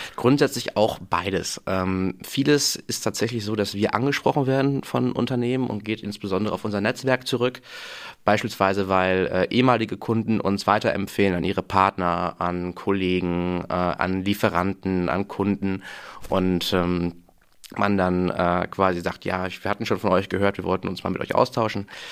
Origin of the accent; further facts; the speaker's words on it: Münster, North Rhine-Westphalia, Germany; moved away; bin gebürtiger Münsteraner tatsächlich, den es dann auch zum Studium wieder nach Münster verschlagen hat